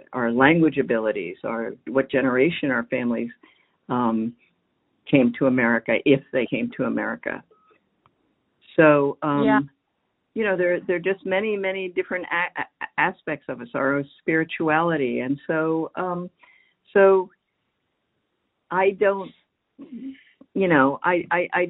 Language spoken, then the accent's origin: English; United States; I'm Chinese American, you know, or the daughter of immigrants who happen to be from China.